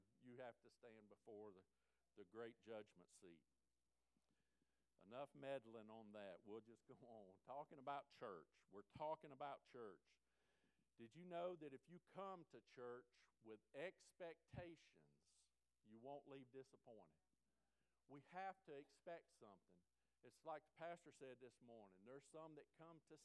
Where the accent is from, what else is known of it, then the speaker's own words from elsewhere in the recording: Florida, United States; also born or lived in Alaska; now in Alabama, United States; I was born in Florida.